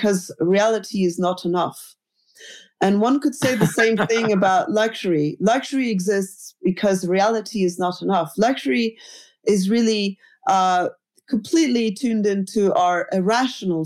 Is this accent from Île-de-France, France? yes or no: yes; Paris, Île-de-France, France; I was born in Paris